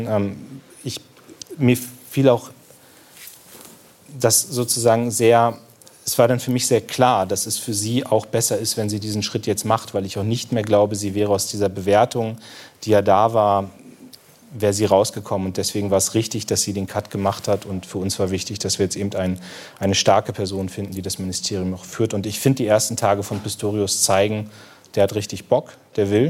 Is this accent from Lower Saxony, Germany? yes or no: yes; Munster, Lower Saxony, Germany; Das ist, das ist sie beim Besuch in Munster, in meiner Heimatstadt